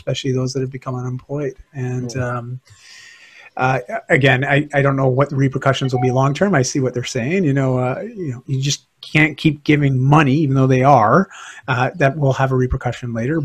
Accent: Canada; here in Canada

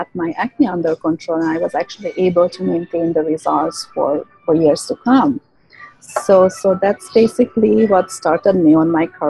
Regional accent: Hungary; moved away; I was born and raised in Hungary

